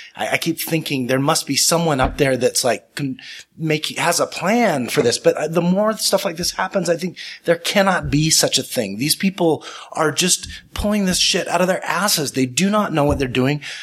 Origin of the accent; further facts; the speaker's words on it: Salt Lake City, Utah, United States; also born or lived in North Carolina; I'm a fourth generation lawyer in Utah. Um, I grew up on the East Bench